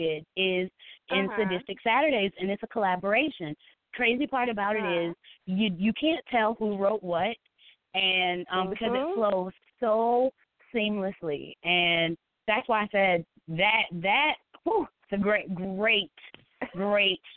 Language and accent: English; South Carolina, United States; I am a mom to 4. I'm from South Carolina